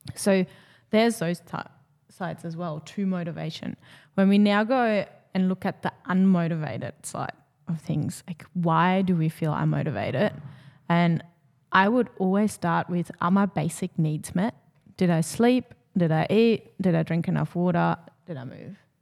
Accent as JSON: {"language": "English", "country": "Germany", "tie": "born or raised there", "moved": "yes", "said": "growing up in Germany"}